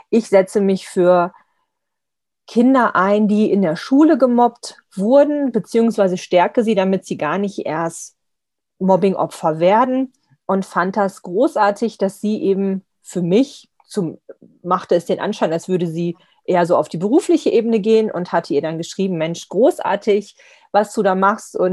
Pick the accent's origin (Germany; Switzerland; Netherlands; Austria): Germany; Lower Saxony; Also ich komme ja eher aus dem Norden, Nordosten, in der Nähe von Braunschweig aus Niedersachsen